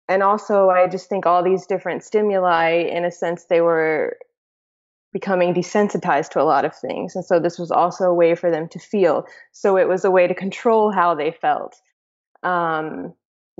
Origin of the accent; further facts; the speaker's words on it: South Carolina, United States; moved away as an adult; also born or lived in Greece; now in Georgia; I grew up in South Carolina. Both of my parents immigrated to the U.S. from Greece